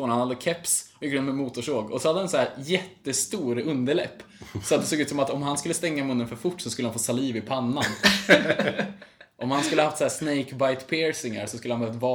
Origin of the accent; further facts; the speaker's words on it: Sele, Sweden; moved away; hade vi hade några byfånar där i Sele.